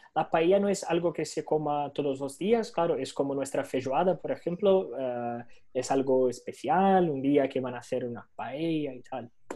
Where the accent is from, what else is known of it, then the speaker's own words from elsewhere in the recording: Venezuela; now in Brazil; yo soy de Venezuela